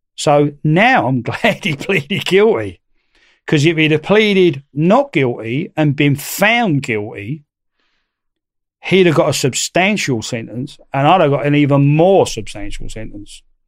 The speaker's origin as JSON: {"language": "English", "region": "London", "country": "United Kingdom", "said": "being a Londoner, you know, being a Cockney"}